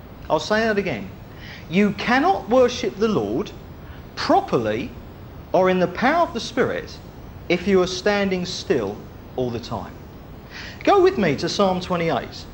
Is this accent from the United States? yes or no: no; United Kingdom; We're Brits. We're British.